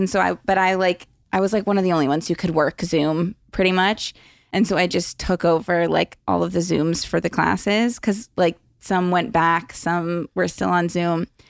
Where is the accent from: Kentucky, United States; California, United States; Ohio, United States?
California, United States; Los Angeles; I was born here